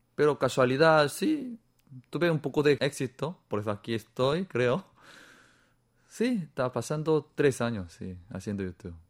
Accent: South Korea; Spanish is a second language; moved away as an adult; also born or lived in Peru / Spain; no soy chino, soy coreano

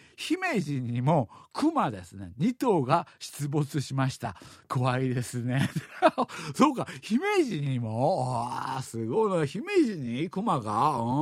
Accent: Seoul, South Korea; 子供の時にチョンロに住んでました

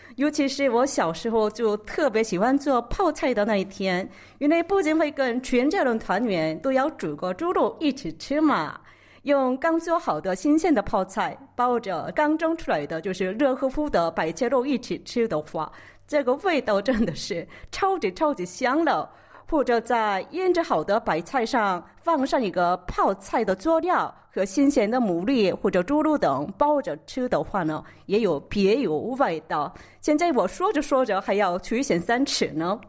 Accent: South Korea; Chinese is a second language; also born or lived in Beijing, China; 我是土生土长的韩国人，都在韩国学习和韩国生活的

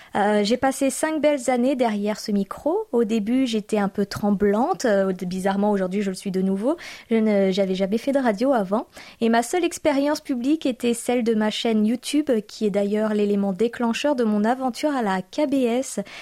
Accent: France; moved away as an adult; now in South Korea; nos nombreux auditeurs de France me font penser à ma propre famille, à mon pied-à-terre, à ma terre natale

